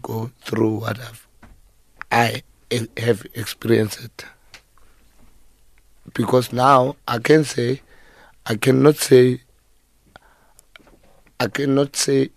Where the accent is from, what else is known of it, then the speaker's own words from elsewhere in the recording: South Africa; I'm from Ekasi